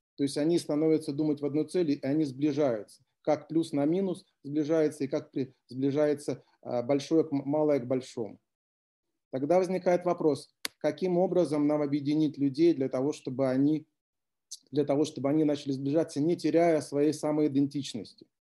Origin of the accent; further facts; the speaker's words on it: Klintsy, Bryansk Oblast, Russia; город Клинцы, откуда я родом.